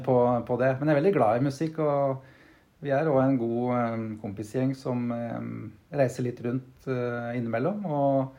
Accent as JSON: {"language": "Norwegian", "town": "Brumunddal", "region": "Innlandet", "country": "Norway", "tie": "born or raised there", "also_born_or_lived": "Oslo", "moved": "as an adult", "said": "Jeg er født og oppvokst her i Brumunddal."}